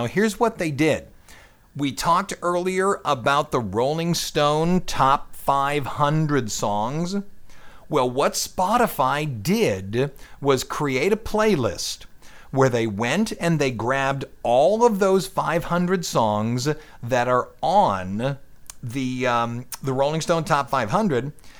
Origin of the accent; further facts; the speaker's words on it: California, United States; I'm from California.